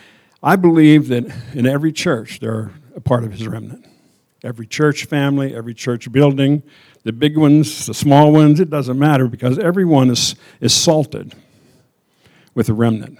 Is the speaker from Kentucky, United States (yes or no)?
no; Endless Mountains, Pennsylvania, United States; I was born in the Endless Mountains in Pennsylvania.